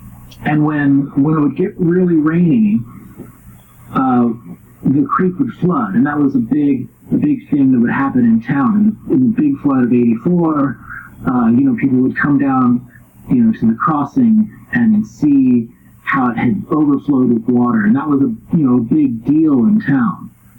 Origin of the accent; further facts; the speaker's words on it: Gilroy, California, United States; I'm from Gilroy. If you know anything about Gilroy, it's really agricultural.